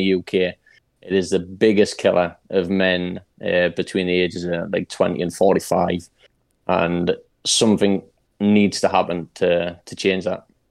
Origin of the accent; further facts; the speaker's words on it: Newcastle upon Tyne, North East England, United Kingdom; I'm from Newcastle in England, in the U K